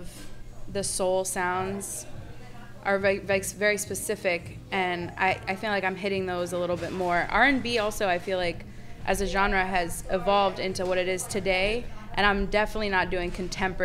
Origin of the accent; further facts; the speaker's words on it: Ann Arbor, Michigan, United States; also born or lived in Boston, Massachusetts; now in New York, United States; I grew up in Ann Arbor, Michigan